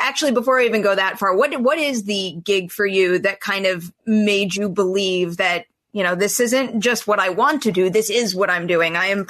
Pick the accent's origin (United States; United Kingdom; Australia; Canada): United States; New York; moved away as an adult; now in Los Angeles, United States; It took me way too long to move from my hometown in New York to go out to LA.